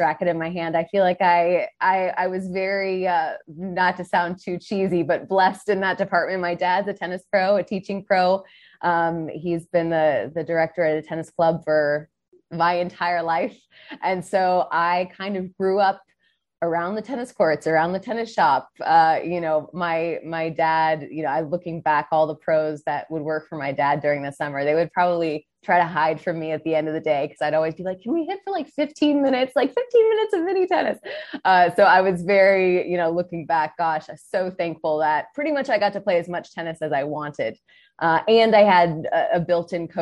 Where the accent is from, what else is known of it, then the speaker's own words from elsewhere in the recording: South Florida, United States; growing up in South Florida